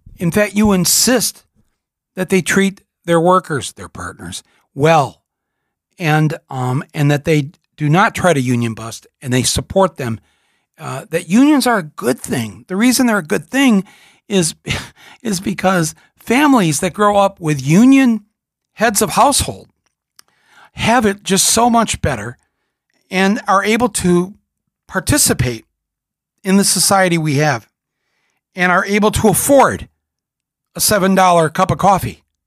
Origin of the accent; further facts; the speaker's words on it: United States; an American, as part of a country, sadly, that supported the old dictator